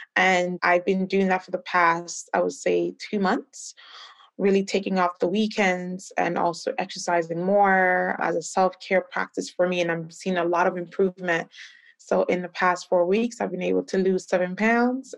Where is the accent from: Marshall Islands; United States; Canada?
Canada; also born or lived in Ghana; I'm originally from Ghana. I grew up in Canada